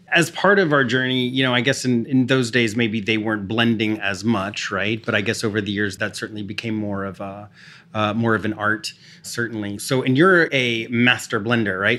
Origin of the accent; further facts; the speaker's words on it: Texas, United States; I grew up in Texas where iced tea was, was daily.